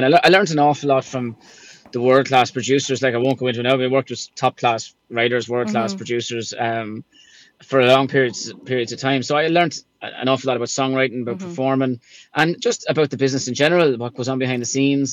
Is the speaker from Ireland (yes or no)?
yes; Ireland; I was from Ireland